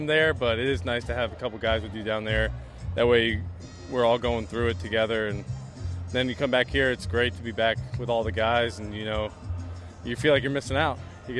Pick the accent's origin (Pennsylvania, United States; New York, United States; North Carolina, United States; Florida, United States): New York, United States; Upstate; I'm from New York.